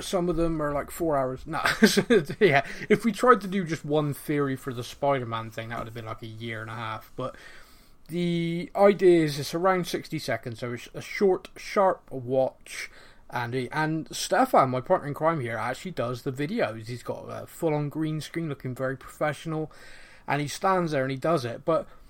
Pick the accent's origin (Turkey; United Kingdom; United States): United Kingdom; Bristol, South West England; accent: Bristolian; I'm not Bristolian enough for them, or I don't know, or I sound more Bristolian when I'm on the podcast.